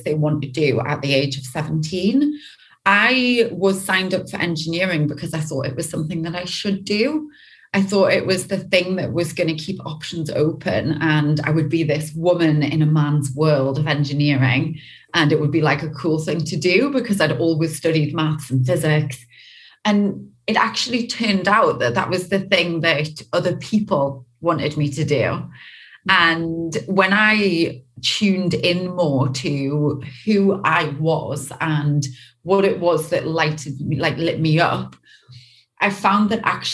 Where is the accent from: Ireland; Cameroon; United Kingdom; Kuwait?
United Kingdom; Newcastle upon Tyne, North East England; now in Los Angeles, United States; I'm originally from the UK, from a place called Newcastle. And I grew up just having a pretty standard, pretty normal childhood